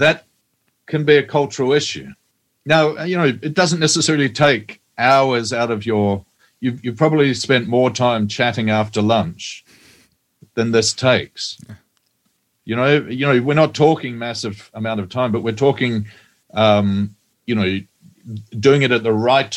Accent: New Zealand; Well, I'm a Kiwi. I'm a New Zealander.

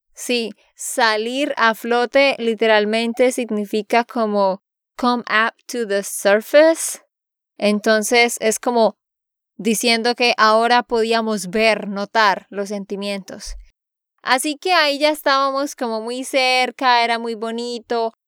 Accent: Santander, Colombia; de Santander, Colombia

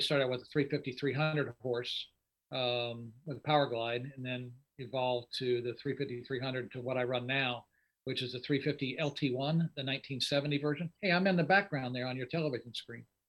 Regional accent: Indianapolis, Indiana, United States; moved away as an adult; also born or lived in Lima, Ohio / Pittsburgh, Pennsylvania / Connecticut; now in Raleigh, United States; I was born and raised in Indianapolis. And most people don't know that I grew up in Indy.

